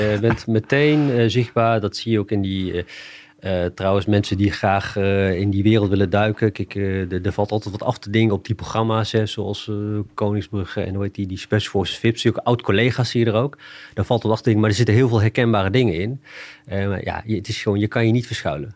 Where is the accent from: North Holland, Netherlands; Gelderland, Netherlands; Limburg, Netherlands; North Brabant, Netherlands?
Gelderland, Netherlands; Achterhoek; ik kom uit de Achterhoek. En ik heb Indische roots.